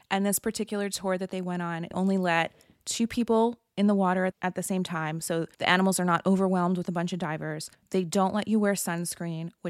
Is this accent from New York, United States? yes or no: no; Florida, United States; I had called in and it was Scheana and I talking and I was from Florida